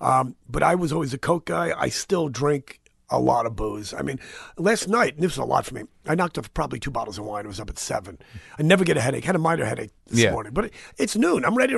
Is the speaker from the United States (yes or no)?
yes; New York, United States; born there; And I always say I was born in the Bronx, you know.